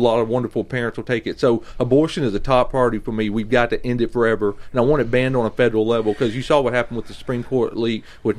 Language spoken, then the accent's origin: English; Southern US, United States; Well, I grew up different. I did not leave the Mason-Dixon line. I grew up Southern Bible Belt, and I'm seeing this left-wing mess.